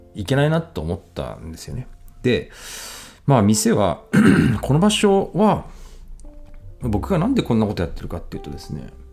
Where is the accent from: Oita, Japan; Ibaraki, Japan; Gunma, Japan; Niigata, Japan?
Ibaraki, Japan; Ishioka; now in Tsukuba, Japan; 僕は茨城県のですね、あの、石岡市ってとこの出身